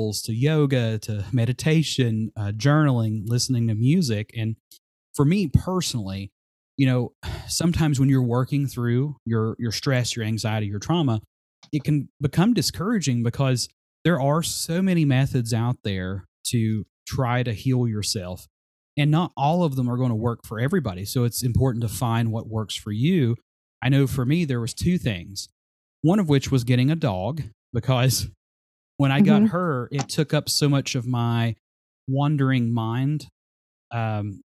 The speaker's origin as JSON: {"language": "English", "town": "Glade Spring", "region": "Virginia", "country": "United States", "tie": "born or raised there", "said": "my hometown of Glade Spring"}